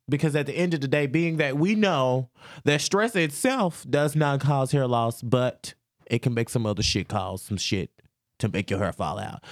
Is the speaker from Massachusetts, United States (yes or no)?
no; Louisiana, United States; I am from Louisiana